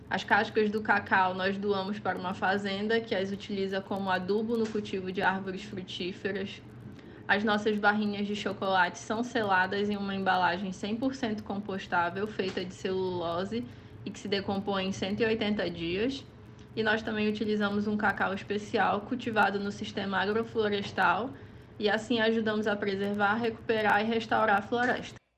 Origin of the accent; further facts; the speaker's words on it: Amazon, Brazil; eu nasci e cresci dentro da floresta amazônica